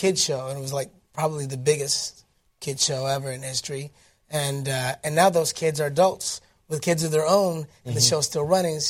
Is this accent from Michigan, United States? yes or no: yes; Detroit, Michigan, United States; I was born and raised in Detroit, Michigan.